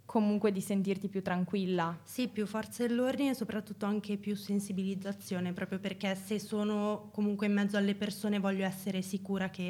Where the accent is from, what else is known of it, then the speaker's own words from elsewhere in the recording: Pavia, Lombardy, Italy; Poi soprattutto anche io sono di Pavia